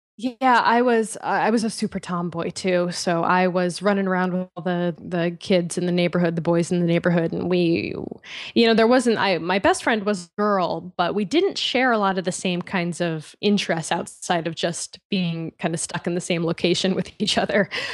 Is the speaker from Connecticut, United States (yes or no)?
yes; Connecticut, United States; moved away as an adult; also born or lived in Boston / San Francisco; I grew up in Connecticut